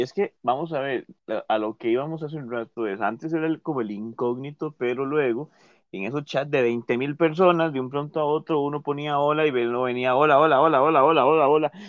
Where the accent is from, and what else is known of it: Costa Rica